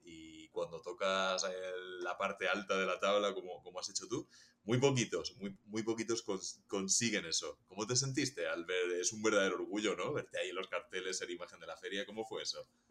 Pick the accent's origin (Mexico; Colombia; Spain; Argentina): Spain; Region of Murcia; la gente que somos de Murcia o que salimos de Murcia